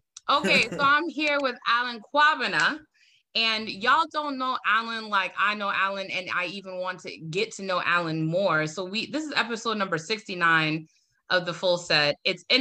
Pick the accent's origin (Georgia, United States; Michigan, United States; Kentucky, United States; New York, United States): New York, United States; Bronx; Did I say that right? I'm from the Bronx. Don't play with me.